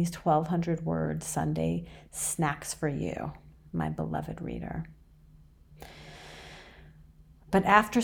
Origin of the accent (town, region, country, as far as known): New York City, New York, United States; born or raised there; also born or lived in Iran